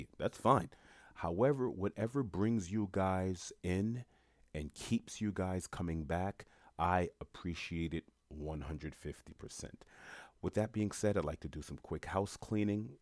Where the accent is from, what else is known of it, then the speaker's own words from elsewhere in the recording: New York City, New York, United States; moved away as an adult; also born or lived in Florida; I was born and raised in Jamaica, Queens, New York.